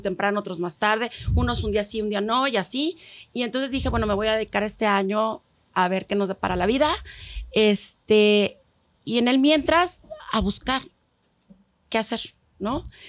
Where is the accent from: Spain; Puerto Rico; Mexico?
Mexico; aquí en México, como buen país latino, no solo vive papá, mamá, hijos